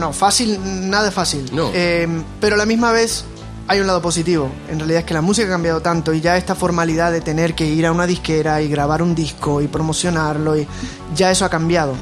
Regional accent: Puerto Rico; mi infancia, yo me crié en Puerto Rico

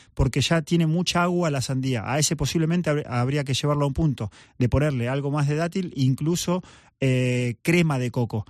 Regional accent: Argentina; soy argentino

